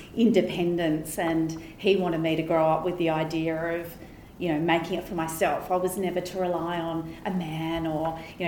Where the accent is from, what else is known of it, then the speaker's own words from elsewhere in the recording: Barossa Valley, South Australia, Australia; I'm a country girl. I grew up in the Barossa Valley